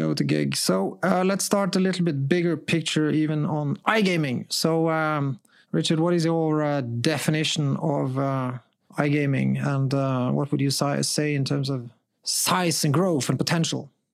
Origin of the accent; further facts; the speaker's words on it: Norway; I'm from Norway